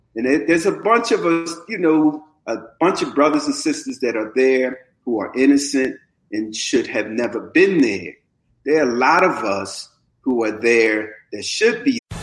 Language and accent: English; Camden, New Jersey, United States; also born or lived in North Philadelphia, Pennsylvania; I was born in West Oak, uh, Lane, that's the section of uh, North Philadelphia, but I was raised in Camden, and Camden is where my heart is